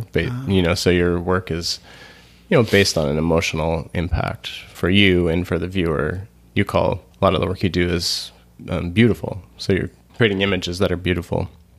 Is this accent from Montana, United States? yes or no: yes; Montana, United States; I was born in Montana, and I lived in Montana a lot, so identify the whole state is where I'm from.